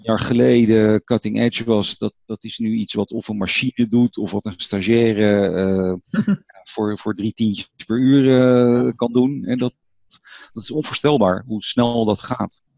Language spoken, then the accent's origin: Dutch; Netherlands; als Nederlander